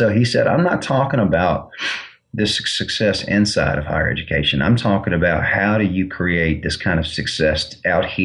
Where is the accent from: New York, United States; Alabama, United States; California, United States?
Alabama, United States; Mobile; I'm from Mobile, Alabama